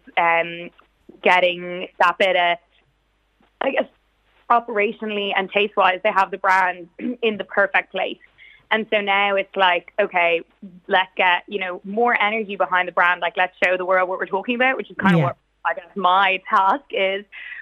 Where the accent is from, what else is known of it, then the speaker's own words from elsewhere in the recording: Navan, County Meath, Ireland; Yeah, so we're from Navan. Navan is where the magic happens. The office is here.